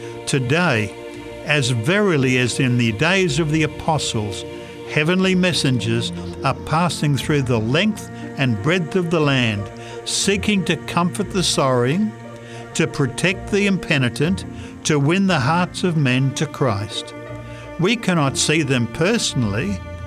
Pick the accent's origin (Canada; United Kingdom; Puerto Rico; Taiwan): Canada; I was prepared for the cold. I am a Canadian.